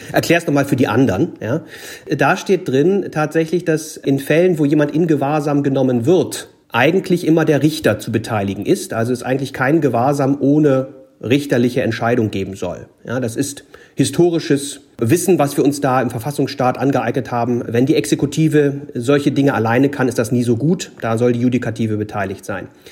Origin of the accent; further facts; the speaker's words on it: Gorleben area, Lower Saxony, Germany; ich komme ja aus der Ecke